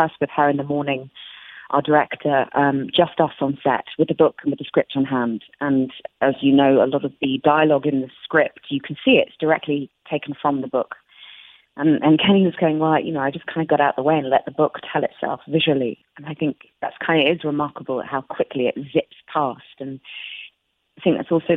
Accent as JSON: {"language": "English", "country": "United Kingdom", "said": "we have inherited as British people"}